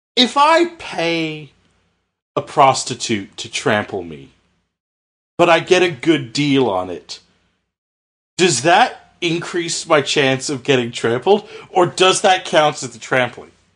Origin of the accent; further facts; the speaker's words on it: Canada; I'm Canadian